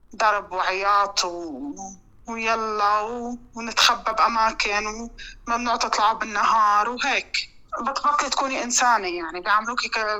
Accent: Syria; moved away as an adult; now in Denmark; عندنا بسوريا

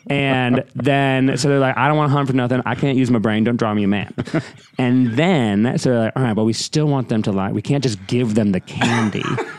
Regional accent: New England, United States; I'm from New England. We lived on carousels, essentially.

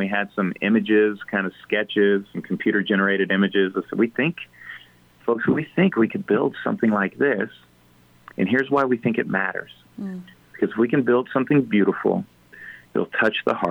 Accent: Ellis County, Kansas, United States; I'm a German from Ellis County

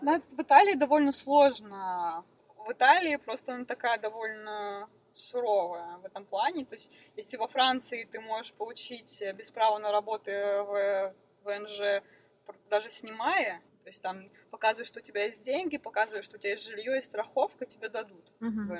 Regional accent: Krasnoyarsk, Krasnoyarsk Krai, Russia; moved away as an adult; also born or lived in Moscow / Aosta Valley, Italy; now in Italy; я из Красноярска

